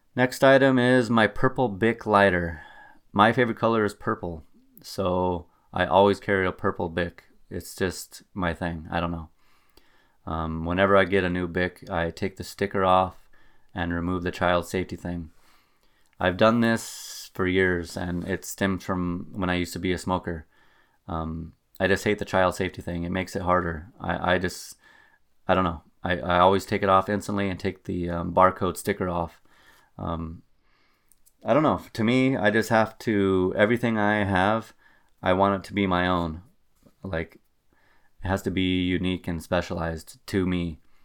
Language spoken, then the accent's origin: English; Albuquerque, New Mexico, United States; now in Wisconsin, United States; I'm originally from Albuquerque, New Mexico, and you do not have to deal with winter driving in Albuquerque.